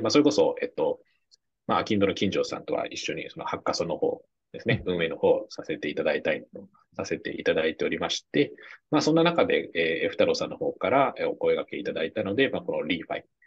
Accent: Japan; 僕らたまたま日本に生まれた

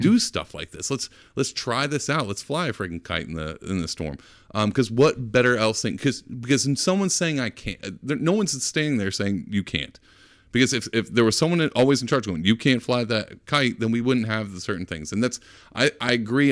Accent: Texas, United States; I'm from Texas

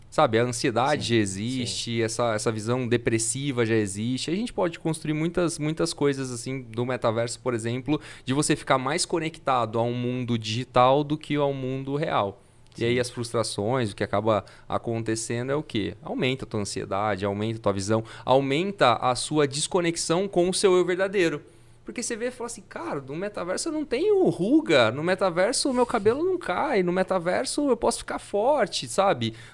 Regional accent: Fernandópolis, São Paulo, Brazil; now in São José do Rio Preto, Brazil; eu sou de Fernandópolis, não sou de Rio Preto, mas faz 10 anos que eu tô aqui.

